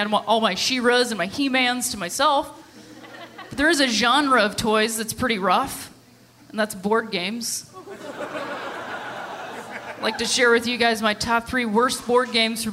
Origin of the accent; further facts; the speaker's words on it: Ohio, United States; also born or lived in Chicago; now in Los Angeles, United States; I'm originally from Ohio